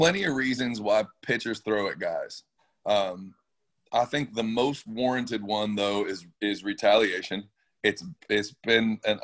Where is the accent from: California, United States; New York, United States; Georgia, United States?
California, United States; Orange County; I was raised in Orange County